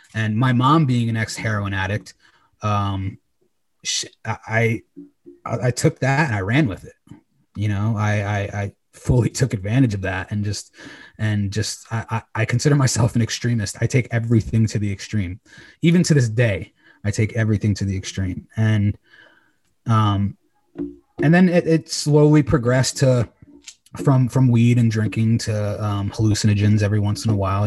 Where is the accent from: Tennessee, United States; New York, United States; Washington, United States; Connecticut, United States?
Connecticut, United States; Old Saybrook; moved away as an adult; also born or lived in Los Angeles, California; right now I'm currently in my hometown, Old Saybrook, Connecticut.